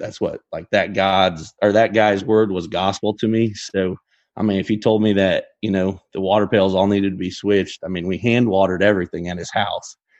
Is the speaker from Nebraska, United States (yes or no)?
yes; Geneva, Nebraska, United States; I'm from Gene-, Geneva, Nebraska